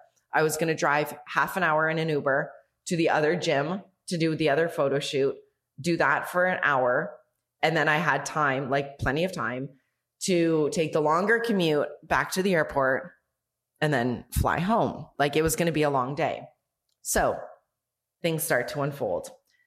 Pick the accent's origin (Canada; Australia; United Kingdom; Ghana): Canada; now in Mexico; from Mexico. I am not … from Canada.